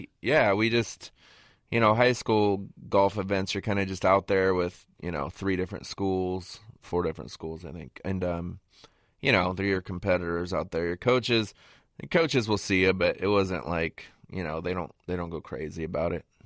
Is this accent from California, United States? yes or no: yes; Southern California, United States; growing up in Southern California